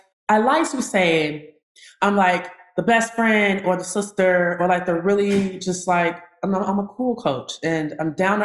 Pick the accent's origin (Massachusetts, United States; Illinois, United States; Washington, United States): Illinois, United States; Chicago; now in Atlanta, United States; I'm from Chicago, Illinois. I now reside in Atlanta, Georgia